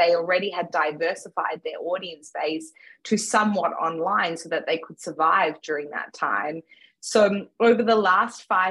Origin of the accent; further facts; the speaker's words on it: Melbourne, Victoria, Australia; also born or lived in Johannesburg, South Africa; I was born in Johannesburg, South Africa, and have grown up most of my life in Melbourne, Australia.